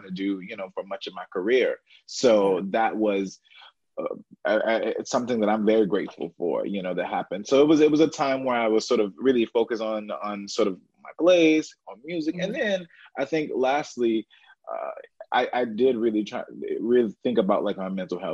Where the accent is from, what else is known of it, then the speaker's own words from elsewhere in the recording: St. Louis, Missouri, United States; moved away; living here away from my family, I'm originally from St. Louis